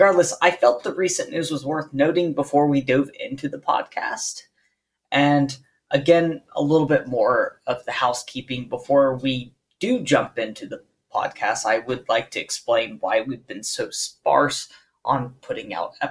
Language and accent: English; United States; I am American